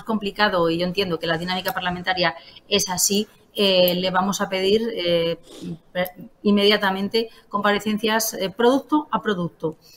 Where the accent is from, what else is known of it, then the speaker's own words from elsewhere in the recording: Palencia, Castile and León, Spain; Yo soy de Palencia, como todos saben.